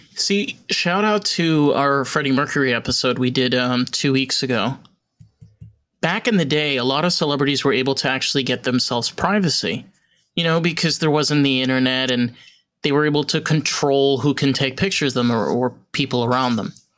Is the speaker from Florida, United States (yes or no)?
no; New York, United States; I'm a New Yorker